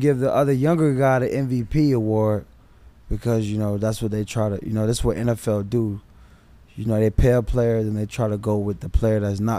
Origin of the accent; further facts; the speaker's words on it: Miami, Florida, United States; also born or lived in Pittsburgh; Well, I grew up right here in Liberty City.